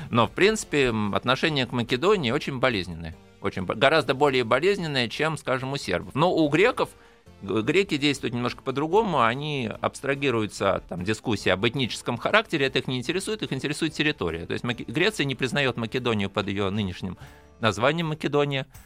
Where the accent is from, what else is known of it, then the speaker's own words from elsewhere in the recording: Russia; я из России